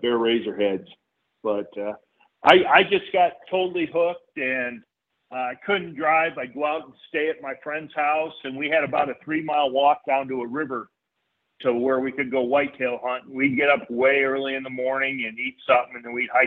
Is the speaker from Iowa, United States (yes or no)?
yes; Solon, Iowa, United States; moved away as an adult; I grew up in Iowa. Basically in Solon, Iowa